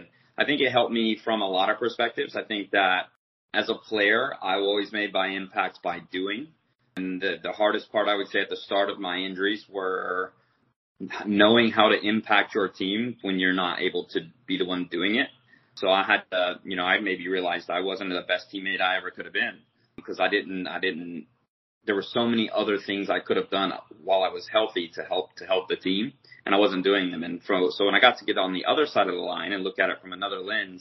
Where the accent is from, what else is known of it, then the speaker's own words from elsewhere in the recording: United States; as an American